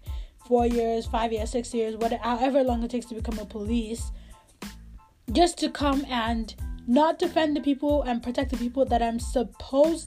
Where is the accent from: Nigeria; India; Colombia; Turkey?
Nigeria; moved away; I am a Nigerian to the core. I mean, even here, I still follow all the news of what's going on in Nigeria because it is my country